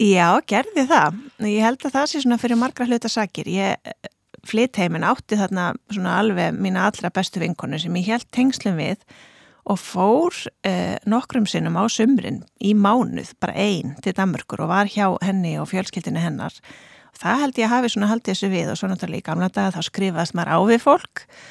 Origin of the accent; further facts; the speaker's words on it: Reykjavík, Capital Region, Iceland; also born or lived in Denmark; now in Akranes, Iceland; ég er fætt hérna í Reykjavík uh, en flytt til Danmerkur þegar ég er innan við Árskömmul, þar sem ég bjó fyrstu sex árin.